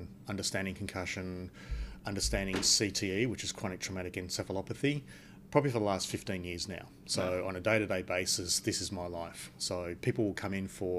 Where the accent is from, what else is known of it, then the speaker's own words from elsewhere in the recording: Perth, Western Australia, Australia; And I was born in Perth. I grew up in Perth. I did all my studies in Perth.